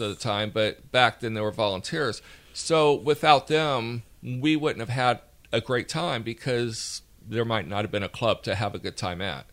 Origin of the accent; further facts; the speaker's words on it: Alabama, United States; accent: Alabama; my Alabama accent